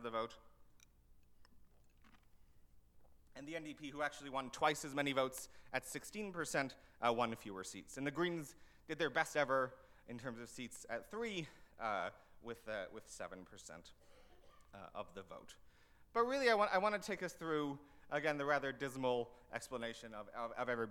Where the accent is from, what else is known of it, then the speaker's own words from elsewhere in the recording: Canada; as a Canadian